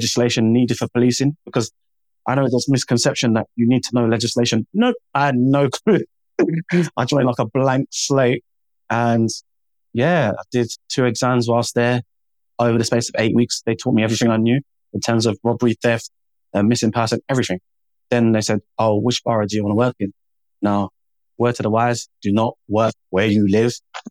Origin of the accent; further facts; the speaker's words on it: Jamaica; now in United Kingdom; The black community, I'm Jamaican.